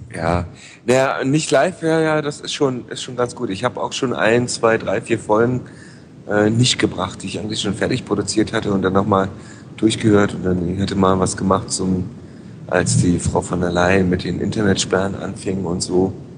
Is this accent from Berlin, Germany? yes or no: yes; Berlin, Germany; ich komme halt aus Lichtenberg